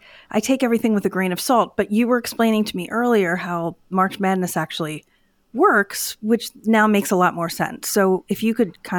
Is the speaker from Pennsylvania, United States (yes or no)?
yes; Philadelphia, Pennsylvania, United States; I will not name the number of years, but born and raised in Philadelphia